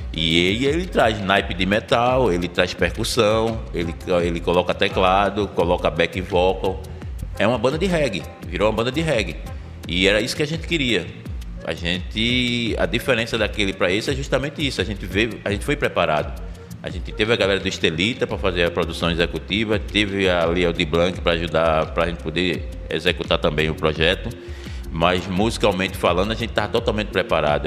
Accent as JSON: {"language": "Portuguese", "town": "Recife", "region": "Pernambuco", "country": "Brazil", "tie": "born or raised there", "said": "A gente é nascido e criado no Alto do Pinho"}